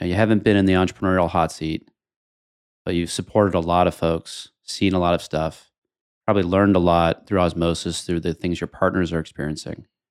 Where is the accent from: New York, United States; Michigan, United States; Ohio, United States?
New York, United States; New York City; I'm a New Yorker